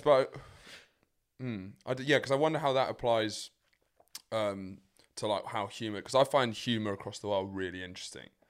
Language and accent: English; England, United Kingdom; as an English man